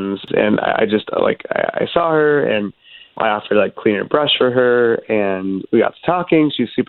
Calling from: College Park, United States; Yeah, I'm in College Park.

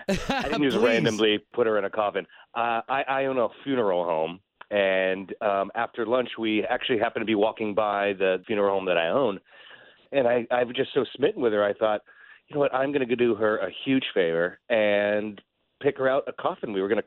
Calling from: Maitland, Florida, United States; From Maitland.

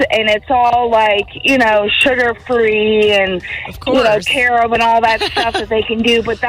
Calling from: Winter Park, Florida, United States; I'm in Winter Park.

